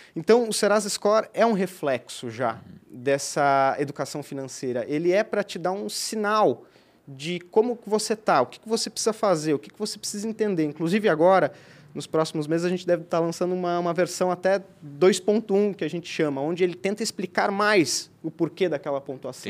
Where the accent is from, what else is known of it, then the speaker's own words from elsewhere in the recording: Rio do Sul, Santa Catarina, Brazil; moved away as an adult; now in Blumenau, Brazil; Eu sou de Rio do Sul, né? Eu moro aqui há quase sete, quase oito anos também